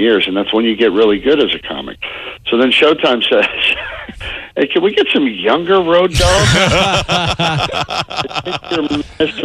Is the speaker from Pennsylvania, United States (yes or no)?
yes; Pittsburgh, Pennsylvania, United States; I'm from Pittsburgh